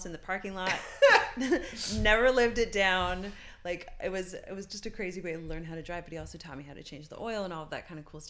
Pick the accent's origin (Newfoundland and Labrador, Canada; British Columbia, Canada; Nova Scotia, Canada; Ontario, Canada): Newfoundland and Labrador, Canada; moved away; also born or lived in Montreal / Europe / Alaska; I'm Canadian. I grew up in Newfoundland. And then I was in Montreal, and then I was in Europe for a long time.